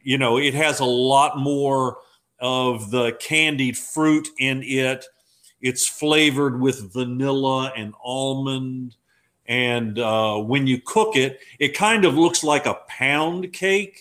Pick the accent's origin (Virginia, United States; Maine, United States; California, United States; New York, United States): Virginia, United States; Fredericksburg; my hometown of Fredericksburg